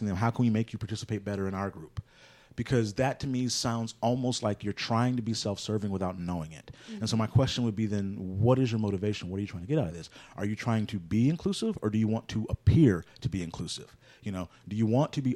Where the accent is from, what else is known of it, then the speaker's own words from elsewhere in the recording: Houston, Texas, United States; I grew up in Houston, but I wasn't born and raised here.